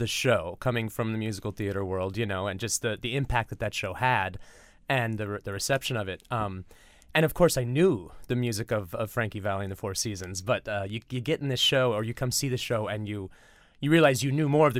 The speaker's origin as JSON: {"language": "English", "region": "California", "country": "United States", "moved": "yes", "said": "California originally."}